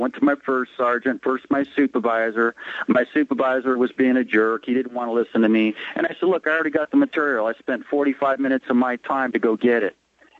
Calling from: West Sacramento, California, United States; I'm calling from West Sacramento, California.

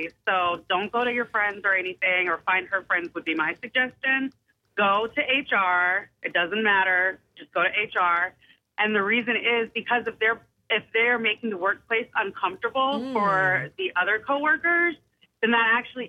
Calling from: West Ashley, South Carolina, United States; West Ashley.

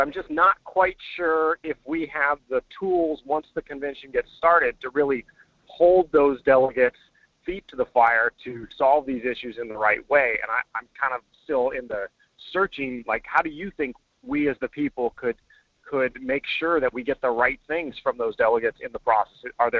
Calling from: Fairbanks, Alaska, United States; This is … from Fairbanks.

